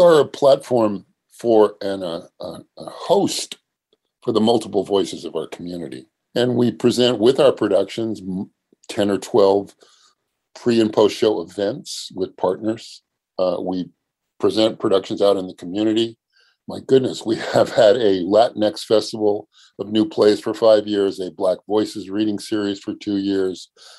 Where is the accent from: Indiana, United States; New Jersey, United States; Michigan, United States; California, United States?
California, United States; I was born and raised in San Diego County.